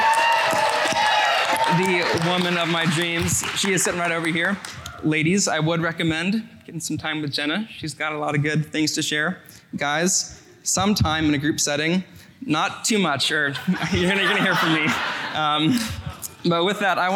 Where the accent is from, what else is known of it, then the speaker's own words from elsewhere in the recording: Sacramento, California, United States; now in Culver City, United States; I'm from Sacramento, California